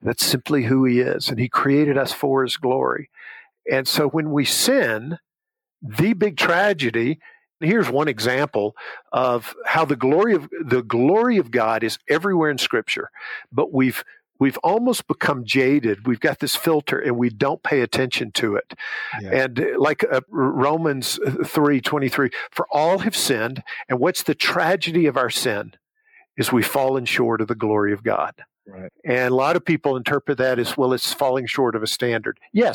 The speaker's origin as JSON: {"language": "English", "region": "Southern Alabama", "country": "United States", "tie": "born or raised there", "said": "I grew up in Southern Alabama"}